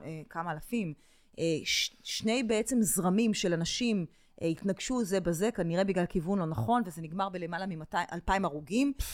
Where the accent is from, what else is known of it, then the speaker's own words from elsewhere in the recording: Israel; אני ישראלית